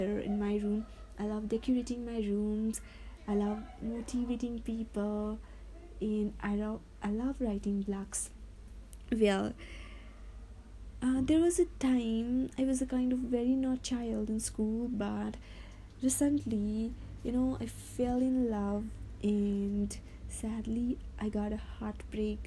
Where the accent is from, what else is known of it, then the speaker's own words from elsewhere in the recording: Nepal; from Nepal